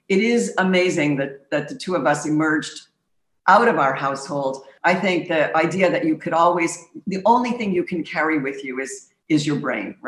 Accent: Montreal, Quebec, Canada; I grew up in the streets of Montreal

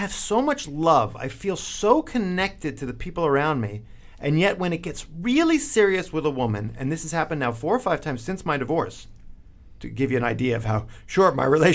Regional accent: New York City, New York, United States; I'm Brooklyn born

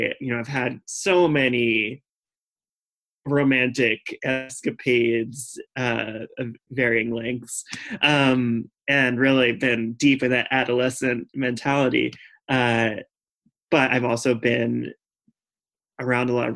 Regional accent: Raleigh, North Carolina, United States; also born or lived in Boston; now in New York, United States; I was growing up in Raleigh, North Carolina, where it was extremely homogenous

